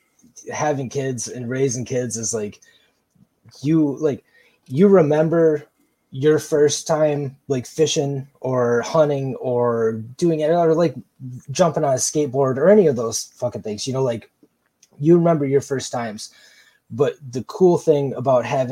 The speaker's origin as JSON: {"language": "English", "region": "Michigan", "country": "United States", "tie": "born or raised there", "moved": "as an adult", "said": "we just moved back to Michigan a couple of years ago"}